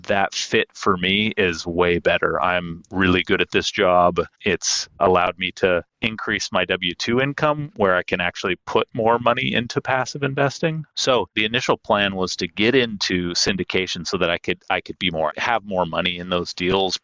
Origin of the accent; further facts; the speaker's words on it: Seattle, Washington, United States; I am based in Seattle, Washington, born and raised here